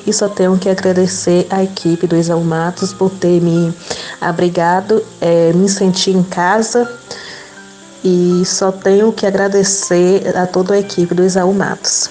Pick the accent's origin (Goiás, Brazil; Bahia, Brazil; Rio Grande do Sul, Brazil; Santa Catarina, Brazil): Bahia, Brazil; Livramento de Nossa Senhora; eu não era de Vitória da Conquista, sou de Livramento